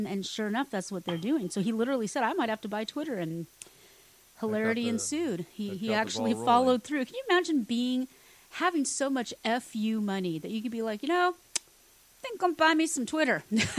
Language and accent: English; Texas, United States; born there; Now, I haven't lived my whole life in Texas. I mean, I am a Texan because I was born here, but I haven't lived here.